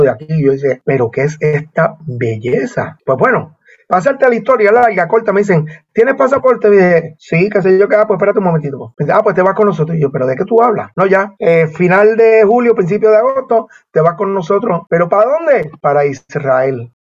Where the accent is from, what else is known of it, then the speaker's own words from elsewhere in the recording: Bayamón, Puerto Rico; Yo soy, de Bayamón